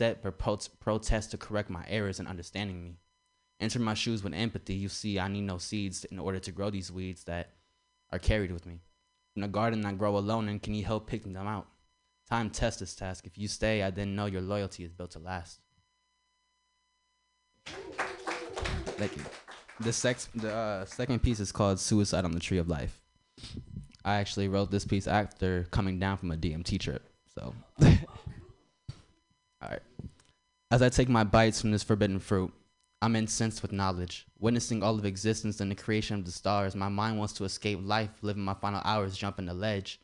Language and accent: English; San Francisco, California, United States; I'm actually from San Francisco, Petrel Hill